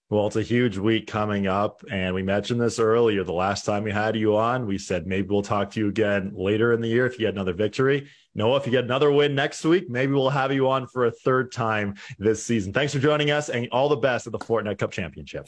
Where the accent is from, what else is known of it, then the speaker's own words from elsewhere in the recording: Canada; we're Canadian